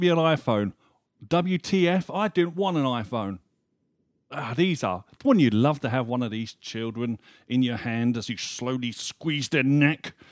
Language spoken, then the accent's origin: English; United Kingdom; we're British